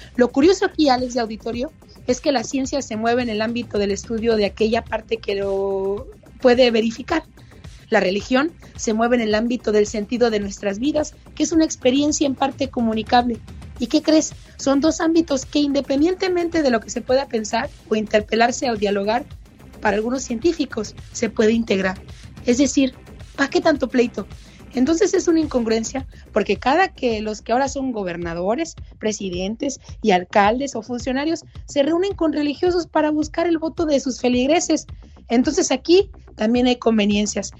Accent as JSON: {"language": "Spanish", "region": "Sonora", "country": "Mexico", "said": "aquí en mi rancho de donde yo soy, en Sonora, al norte de México"}